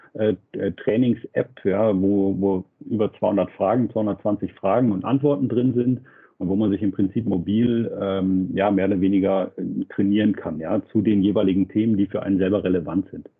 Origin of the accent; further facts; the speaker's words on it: Nuremberg, Bavaria, Germany; als Nürnberger